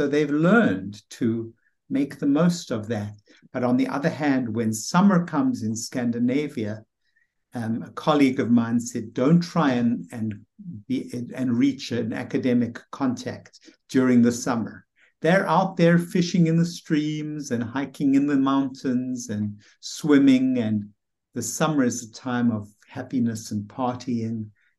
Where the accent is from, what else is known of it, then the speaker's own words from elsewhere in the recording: South Africa; moved away; You know, I came from South Africa, where the weather was really very pleasant and there was a lot of sunshine all year round.